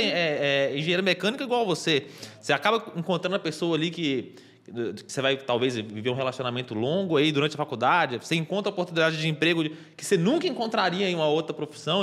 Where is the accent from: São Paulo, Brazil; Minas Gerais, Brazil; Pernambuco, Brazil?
Minas Gerais, Brazil; interior of; Como eu sou do interior de Minas Gerais